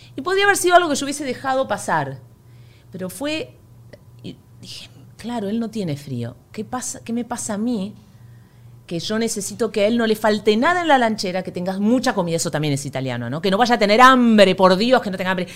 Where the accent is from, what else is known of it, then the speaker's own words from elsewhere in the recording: Argentina; moved away as an adult; como buena argentina